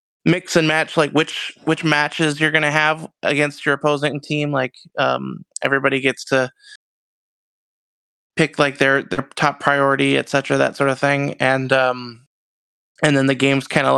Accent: Canada; also born or lived in Rochester, Minnesota; I'm Canadian

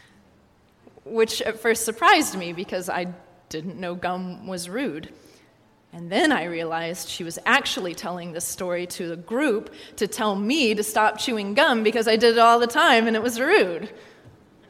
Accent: Kansas, United States; moved away as an adult; also born or lived in Arkansas; now in New York, United States; growing up in Kansas

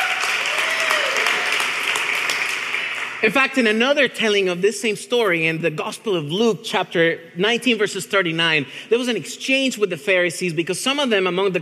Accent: Venezuela; moved away; I'm from Venezuela, which is like an 8-hour plane ride from Argentina

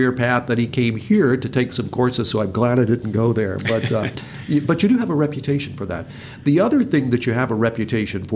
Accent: Fort Pierce, Florida, United States; that area used to be my hometown growing up area

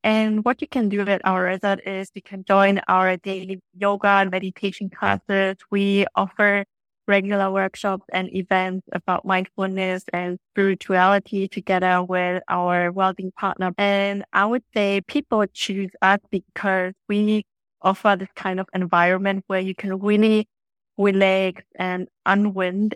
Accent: Germany; now in Phu Quoc, Vietnam; I come from Germany

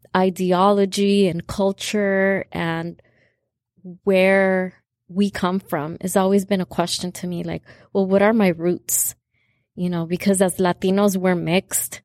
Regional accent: California, United States; I was born in California

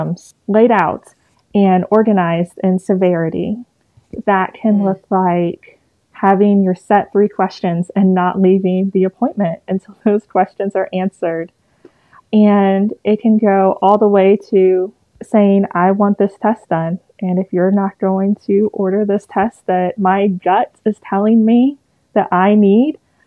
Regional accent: East Tennessee, United States; I'm from East Tennessee, born and raised

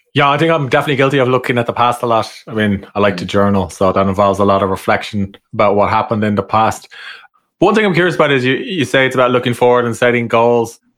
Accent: Ireland; accent: Irish; my Irish accent

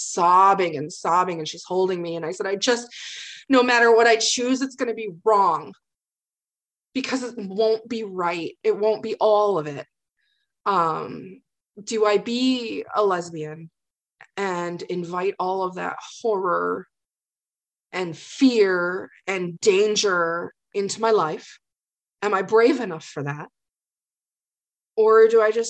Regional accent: Greenville, Michigan, United States; I grew up in Greenville, Michigan

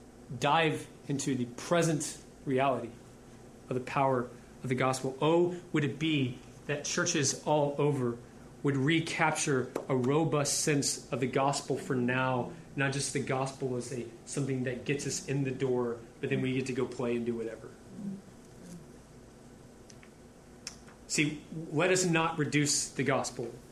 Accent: Houston, Texas, United States; also born or lived in Louisiana; I'm almost a lifelong Houstonian. I was born in Louisiana, but I repented at 2 and got here.

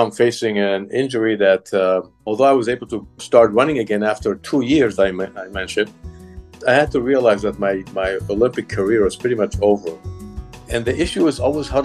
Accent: Israel; moved away; I grew up in Israel. I went to school in Israel.

